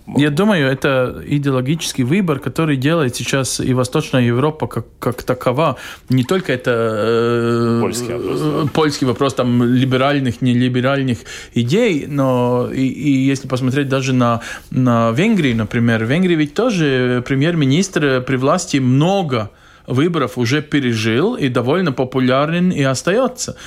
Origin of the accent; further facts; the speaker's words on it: Latvia; как латыш